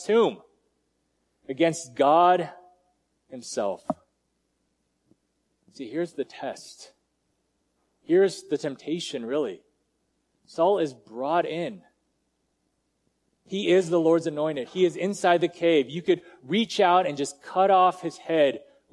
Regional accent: United States; I'm Asian and I was born in America

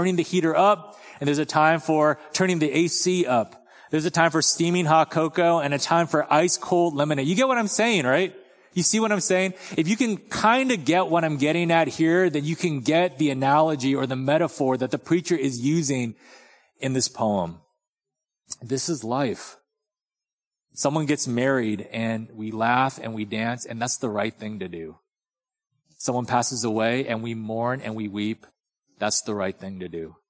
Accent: Torrance, California, United States; now in Texas, United States; in Torrance, where I grew up

